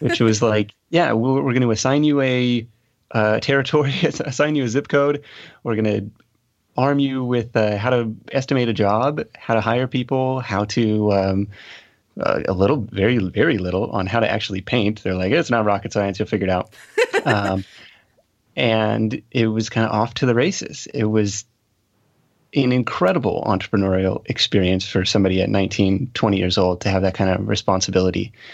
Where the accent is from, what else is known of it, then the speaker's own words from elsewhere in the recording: Seattle, Washington, United States; I grew up outside of, uh, Seattle, Washington